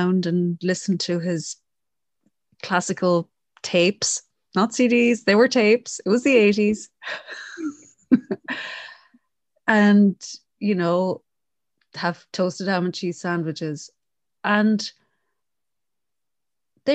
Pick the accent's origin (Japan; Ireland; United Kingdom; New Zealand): Ireland; Connemara, Connacht; I'm from Connemara